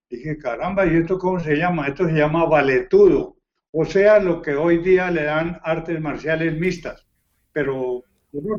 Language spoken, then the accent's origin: Spanish; Colombia; ya saben que soy de Colombia.